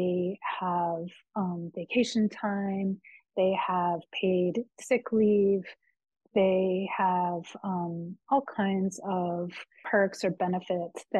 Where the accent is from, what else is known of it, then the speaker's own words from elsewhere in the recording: United States; I'm American.